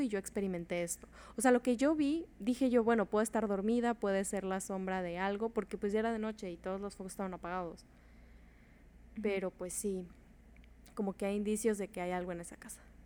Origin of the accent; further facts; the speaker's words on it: Mexico; yo nací en México